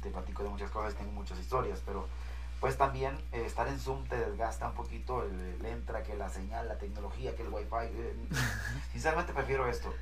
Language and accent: Spanish; Mazatlán, Sinaloa, Mexico; no vengo de otro lugar, pero soy de Mazatlán.